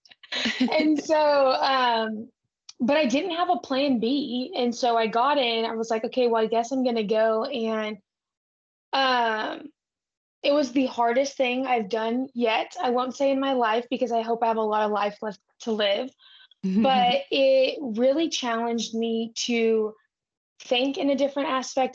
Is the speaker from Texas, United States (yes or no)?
yes; Brackettville, Texas, United States; now in Fort Worth, United States; I'm from South Texas and my family ranches